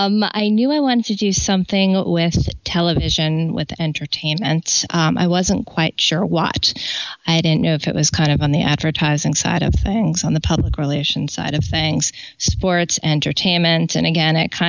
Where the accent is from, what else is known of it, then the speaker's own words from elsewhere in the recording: New York City, New York, United States; also born or lived in Boston / Washington, District of Columbia, United States; growing up in New York City.